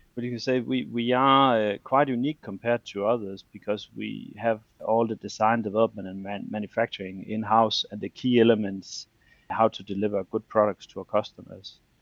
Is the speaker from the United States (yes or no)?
no; Denmark; I'm from Denmark